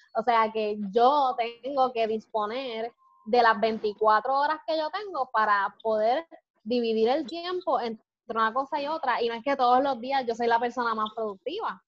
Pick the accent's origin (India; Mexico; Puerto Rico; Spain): Puerto Rico; Como somos los puertorriqueños, más vivos